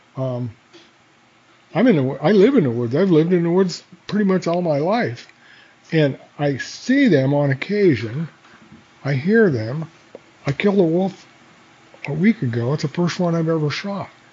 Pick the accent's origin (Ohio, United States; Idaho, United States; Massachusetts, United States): Idaho, United States; Coeur d'Alene; I grew up in Coeur d'Alene, and uh, I'm glad that I grew up in Coeur d'Alene